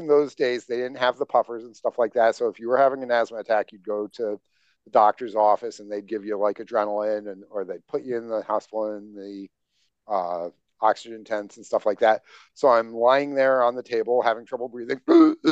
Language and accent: English; upstate New York, United States; Grew up in farm country in upstate New York